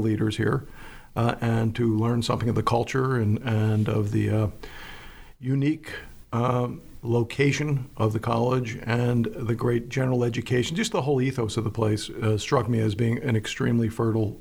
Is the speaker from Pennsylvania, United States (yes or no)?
yes; Philadelphia, Pennsylvania, United States; moved away as an adult; also born or lived in Florida; now in York, United States; I'm a Pennsylvanian, I'm from Philadelphia, and I love Pennsylvania, I returned to Pennsylvania to live my later years